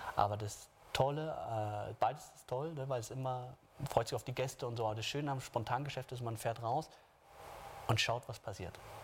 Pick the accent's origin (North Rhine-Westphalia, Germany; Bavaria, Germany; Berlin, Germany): Bavaria, Germany; Munich; als Münchner